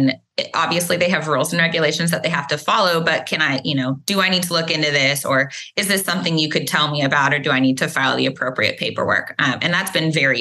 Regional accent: Dallas, Texas, United States; also born or lived in Austin, Texas; I grew up in the Dallas area

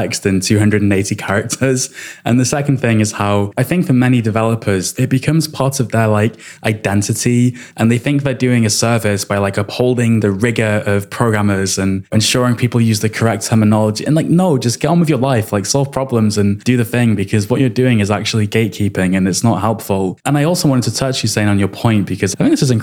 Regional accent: Wales, United Kingdom; first language English; also born or lived in England; now in London, United Kingdom; I was born in England to English parents. But then when I was a baby almost, we moved to Wales where they teach you Welsh in school.

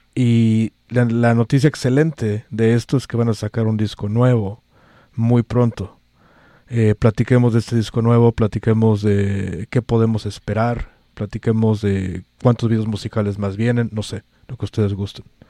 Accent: Mexico; now in San Francisco, United States; soy el único mexicano país en esta estación

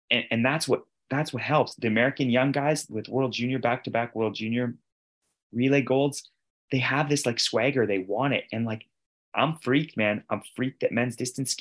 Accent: Canada; I'm a Canadian

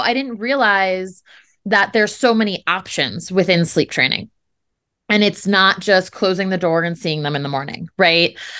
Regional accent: New Jersey, United States; moved away; we're originally from New Jersey

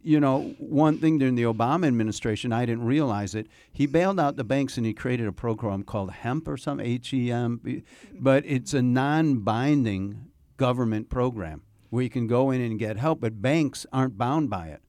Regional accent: Chicago, Illinois, United States; moved away; I'm from Chicago

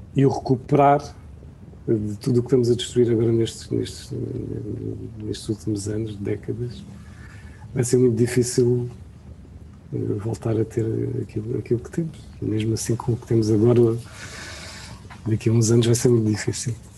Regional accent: Portalegre, Alentejo, Portugal; eu sou de Porto Alegre, ia passar sempre o, o fim de semana à casa da, minha avó, que fica a 28 km

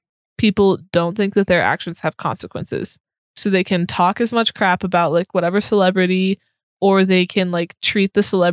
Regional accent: Texas, United States; moved away; I'm from Texas.

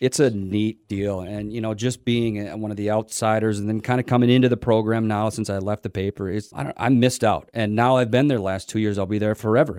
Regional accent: just outside Winona, Minnesota, United States; now in Owatonna, United States; I grew up with him just outside Winona

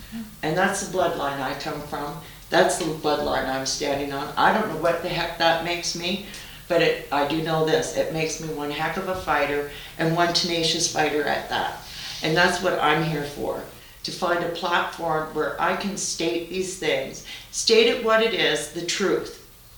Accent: Curve Lake, Ontario, Canada; You know, except that I'm from the Curve Lake area. That's what I know.

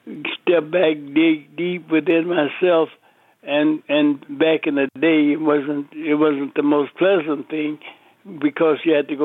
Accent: Las Vegas, Nevada, United States; also born or lived in Marshall, Texas; Well, I've been in Las Vegas all my life. I got here when I was a year old from Marshall, Texas.

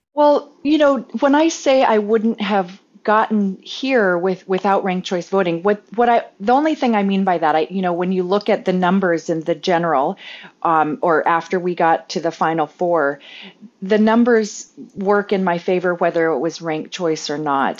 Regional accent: Alaska, United States; most of our houses in rural Alaska are, uh, heated by stove oil.

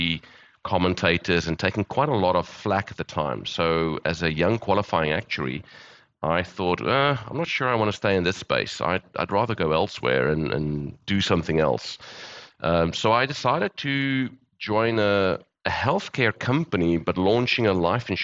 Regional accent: Johannesburg, Gauteng, South Africa; moved away as an adult; also born or lived in Cape Town; I'm South African, born and bred. I've lived in various parts of the world. Grew up in Johannesburg

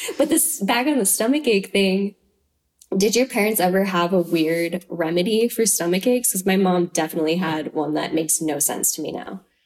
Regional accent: Troy, Idaho, United States; I'm from Troy, Idaho. It's like on the Palouse terrain.

